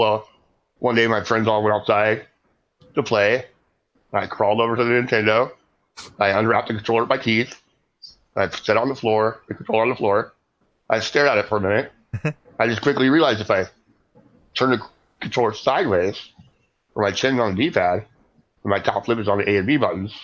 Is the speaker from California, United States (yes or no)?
no; Rochester, Minnesota, United States; I'm from Rochester, Minnesota.